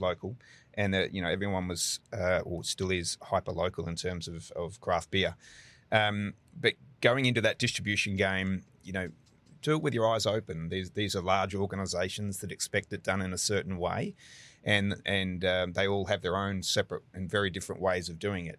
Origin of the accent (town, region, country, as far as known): Brisbane, Queensland, Australia; moved away as an adult; now in Houston, United States